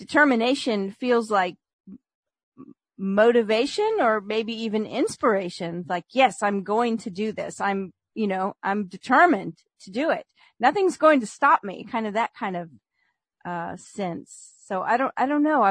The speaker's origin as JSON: {"language": "English", "region": "California", "country": "United States", "tie": "born or raised there", "moved": "yes", "lives_now": "Louisiana, United States", "said": "growing up in California"}